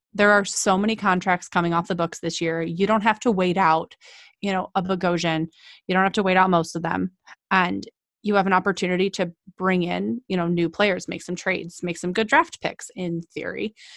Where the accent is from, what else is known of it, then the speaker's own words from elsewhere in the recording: Cleveland, Ohio, United States; moved away; I'm from Cleveland originally